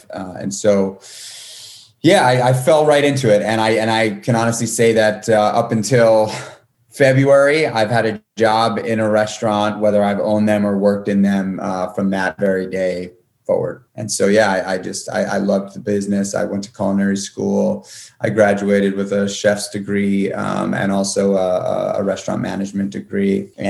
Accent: New York City, New York, United States; I got my first job in a restaurant when I was 12, going on 13 in New York City. I grew up in Manhattan

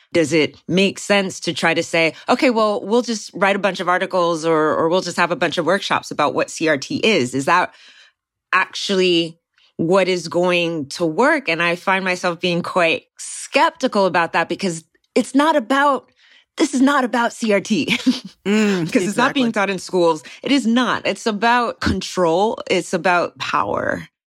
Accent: Texas, United States; from where I've been based, my home state of Texas

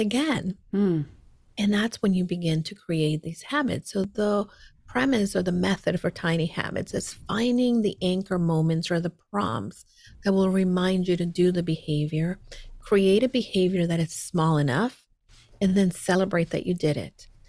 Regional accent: El Salvador; I was growing up, I was born in El Salvador. My mom is from El Salvador. My dad was from New York and he happened to meet my mom and they settled there.

